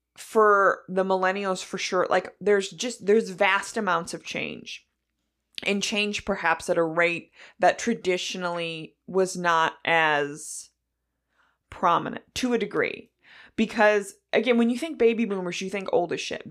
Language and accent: English; near Batavia, Illinois, United States; us being right there, we had Aldi growing up.